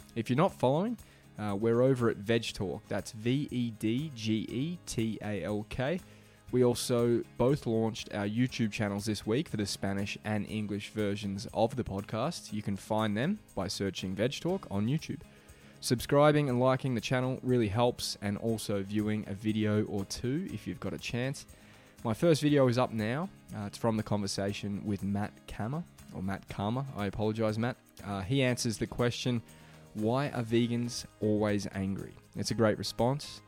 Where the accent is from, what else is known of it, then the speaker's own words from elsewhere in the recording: Beaumaris, Victoria, Australia; moved away; my hometown of Beaumaris